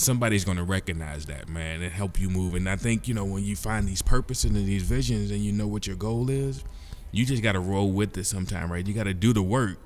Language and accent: English; Louisville, Kentucky, United States; born and raised in Louisville, Kentucky